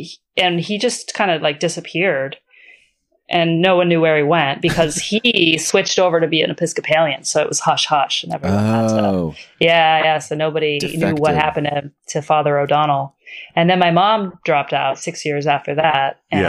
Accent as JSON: {"language": "English", "country": "Ireland", "said": "I'm Irish. Both my parents are Irish."}